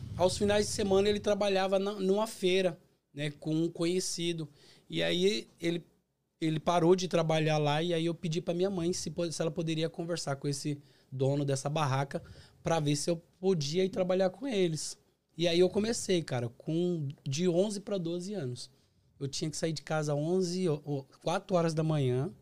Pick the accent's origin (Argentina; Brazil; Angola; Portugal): Brazil; Osasco, São Paulo; moved away as an adult; also born or lived in Bahia; now in United States; Eu sou da cidade de Osasco. Então eu, eu, eu, nasci em Osasco